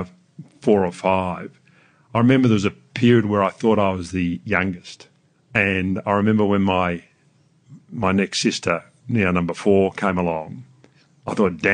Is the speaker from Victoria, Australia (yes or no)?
yes; Melbourne, Victoria, Australia; also born or lived in New Zealand / New York; Mum stayed there, had me, and then came back and met Dad back in Melbourne